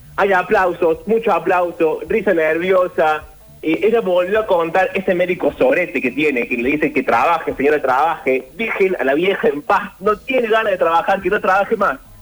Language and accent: Spanish; Argentina; nuestro país